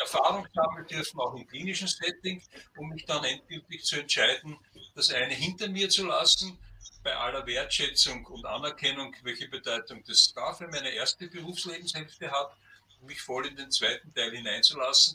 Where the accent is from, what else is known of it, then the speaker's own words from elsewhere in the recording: Burgenland, Austria; in meinem Heimatbundesland im Burgenland